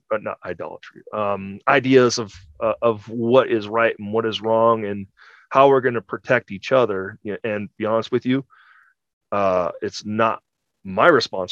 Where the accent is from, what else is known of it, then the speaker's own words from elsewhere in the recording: California, United States; my home state of California